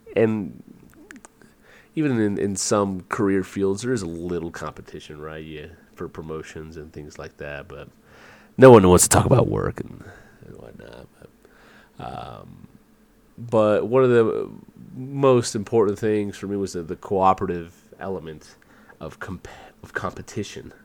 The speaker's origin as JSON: {"language": "English", "country": "United States", "tie": "born or raised there", "also_born_or_lived": "Virginia / Georgia / San Antonio, Texas / Puerto Rico (family)", "moved": "as an adult", "said": "I grew up in Virginia and Georgia"}